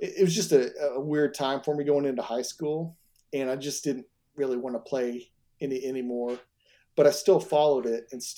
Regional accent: Tulsa, Oklahoma, United States; I grew up in Tulsa, Oklahoma

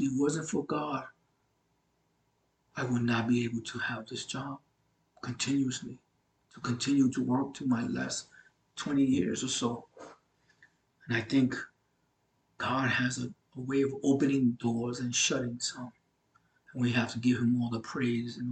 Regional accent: New York City, New York, United States; I'm from Brooklyn, New York, and so I have an accent

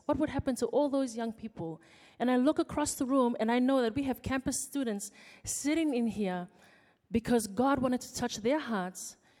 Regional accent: Fiji; moved away as an adult; now in Auckland, New Zealand; I came from Fiji, came as an international student to study law at the University of Auckland

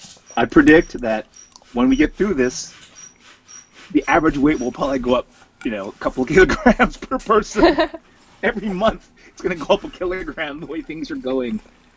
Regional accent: Scarborough, Ontario, Canada; Yes, I did. Grew up along the Scarborough Bluffs. I grew up in a small suburb called Guildwood.

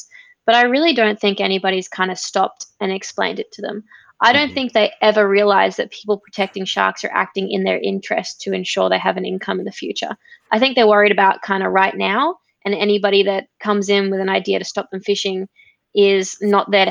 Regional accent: Gold Coast, Queensland, Australia; born or raised there

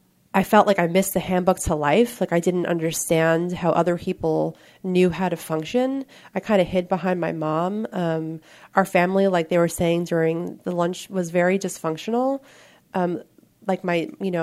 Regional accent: New York, United States; I'm from New York, and I come from a relatively normal-looking family on the outside

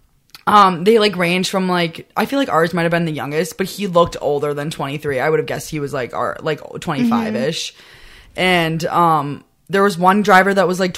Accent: Wisconsin, United States

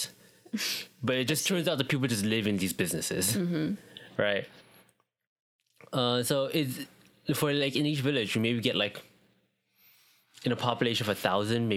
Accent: United States; also born or lived in Vietnam (ancestry); I am as Asian American as you can get

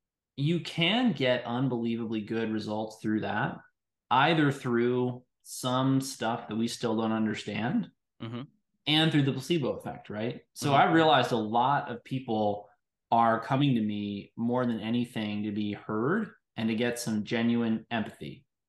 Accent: New York City, New York, United States; born there; I was born in New York City in the Upper

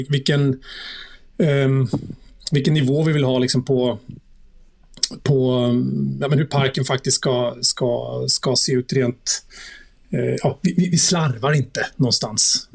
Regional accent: outside Stockholm, Stockholm County, Sweden; also born or lived in Munich, Germany; Jag är uppvuxen i, utanför Stockholm. Jag har bott här i stort sett hela mitt liv.

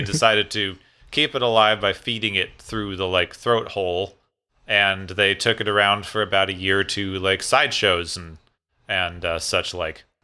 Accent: Phoenix, Arizona, United States; my hometown of Phoenix, Arizona

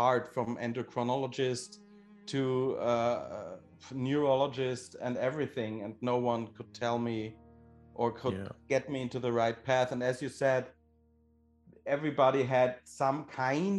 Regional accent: Austria; I am from Austria

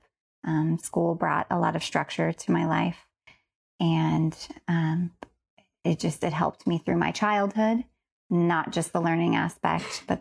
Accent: Paradise, California, United States; also born or lived in Chico; I was born and raised in Paradise.

